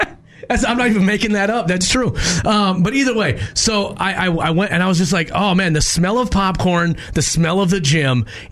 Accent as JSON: {"language": "English", "town": "Minneapolis", "region": "Minnesota", "country": "United States", "tie": "born or raised there", "said": "I grew up in North Minneapolis, a very urban area."}